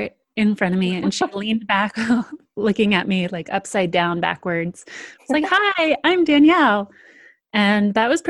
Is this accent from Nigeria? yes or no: no; Sedona, Arizona, United States; in Sedona, Arizona, which is where I am right now. And, you know, growing up in Sedona was an interesting upbringing.